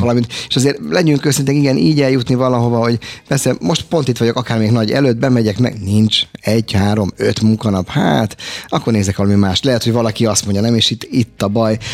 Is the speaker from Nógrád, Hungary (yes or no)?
no; Budapest, Hungary; Én angyalföldi gyerek vagyok